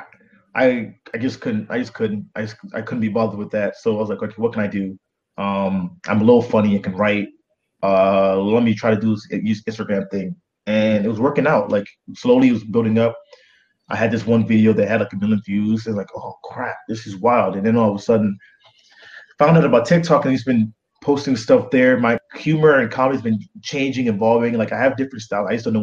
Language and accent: English; Boston, Massachusetts, United States; also born or lived in Nigeria; I used to say I'm from Boston.